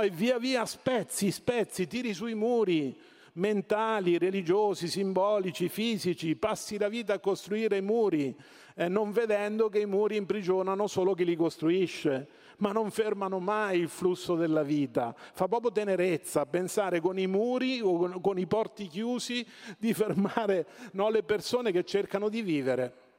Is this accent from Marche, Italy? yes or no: yes; Marche, Italy; Io vengo dalle Marche